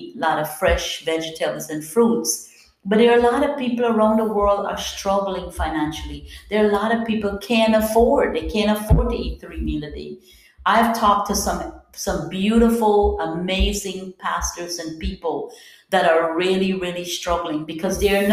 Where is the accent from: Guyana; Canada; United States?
Guyana; I'm from Guyana, South America